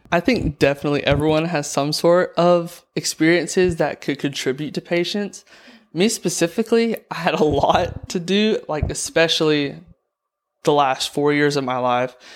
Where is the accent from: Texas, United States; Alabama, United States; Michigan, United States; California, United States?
Alabama, United States; Andalusia; I'm from Andalusia, Alabama